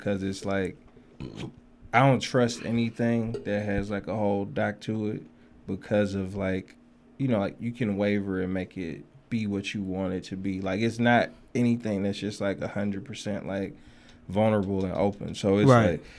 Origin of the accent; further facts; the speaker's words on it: Flint, Michigan, United States; I'm from Flint